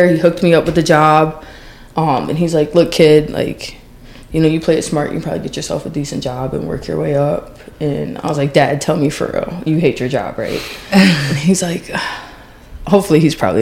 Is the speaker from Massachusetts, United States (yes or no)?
yes; Springfield, Massachusetts, United States; moved away as an adult; also born or lived in Maryland; now in New Jersey, United States; I grew up in Massachusetts, moved to Maryland, going to college